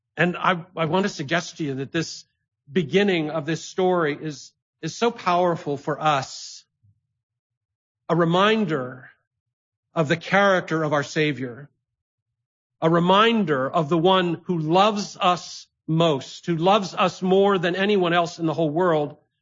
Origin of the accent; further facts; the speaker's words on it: Ithaca, New York, United States; my hometown of Ithaca, New York